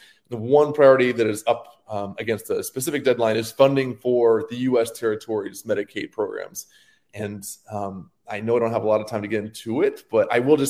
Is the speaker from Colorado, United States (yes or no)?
no; Florida, United States; if you're in Florida and my home state and my current state